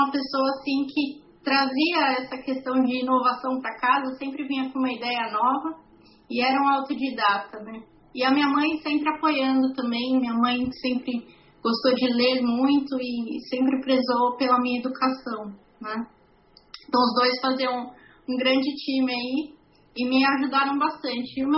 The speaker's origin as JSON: {"language": "Portuguese", "town": "São Bernardo do Campo", "region": "São Paulo", "country": "Brazil", "tie": "born or raised there", "said": "eu nasci em São Bernardo, nasci e cresci aqui em São Bernardo do Campo."}